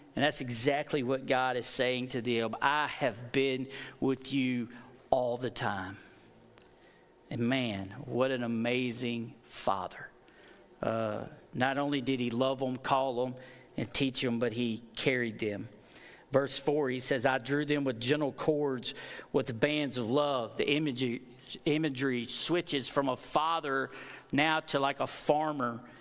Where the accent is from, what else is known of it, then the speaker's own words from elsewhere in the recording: United States; I am from Fayette County